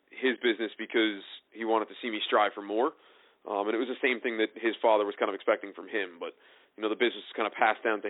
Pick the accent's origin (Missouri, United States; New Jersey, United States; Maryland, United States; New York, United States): New Jersey, United States; Tinton Falls; where I grew up in Tittenham Falls